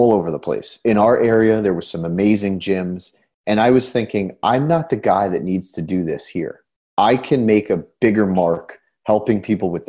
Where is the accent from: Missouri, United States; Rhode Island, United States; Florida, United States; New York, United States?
New York, United States; Newburgh; I'm from Newburgh, New York